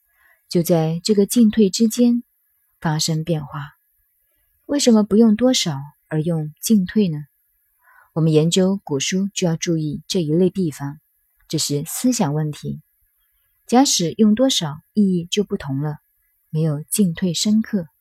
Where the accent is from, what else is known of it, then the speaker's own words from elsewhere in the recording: China; 所以，我们中国人。动辄称道上古如何，认为越到后来人越堕落越腐化